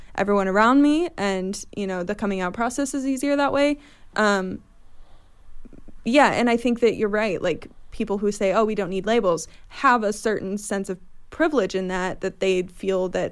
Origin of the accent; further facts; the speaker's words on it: Bloomington, Indiana, United States; now in New York City, United States; growing up in Bloomington, even though it's a liberal town, I was surrounded by mostly white people growing up